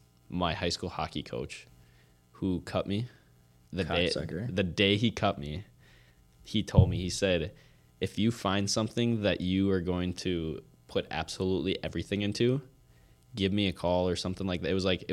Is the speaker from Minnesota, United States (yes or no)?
yes; Otsego, Minnesota, United States; born or raised there; also born or lived in Coon Rapids